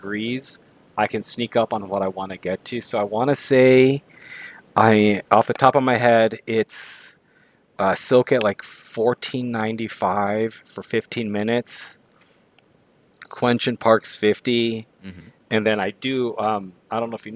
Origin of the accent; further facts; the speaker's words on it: Guadalajara, Jalisco, Mexico; moved away; I grew up in Guadalajara